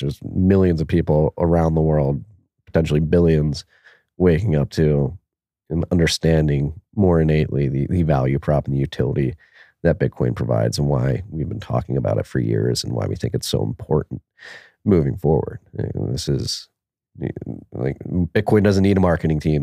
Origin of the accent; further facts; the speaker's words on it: Philadelphia, Pennsylvania, United States; Pennsylvania, my home state, has Pittsburgh and Philadelphia, my home city